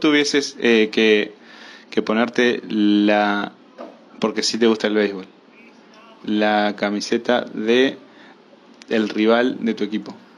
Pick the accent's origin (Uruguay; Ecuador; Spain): Uruguay; vivir la época en la que vivo como uruguayo